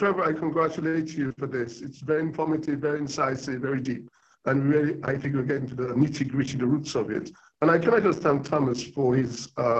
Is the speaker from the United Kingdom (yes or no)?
no; Dominica; born there; also born or lived in United States / Africa; And I spent 15 years in America where I lived. So I've got sort of, and I was born in Dominica in the Caribbean. I've been to Africa. I lived there.